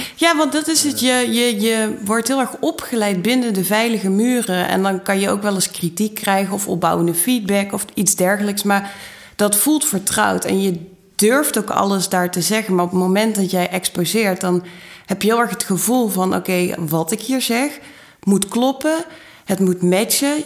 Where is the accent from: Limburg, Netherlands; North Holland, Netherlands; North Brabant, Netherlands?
Limburg, Netherlands; Maastricht; moved away; also born or lived in Utrecht; ik kom uit Maastricht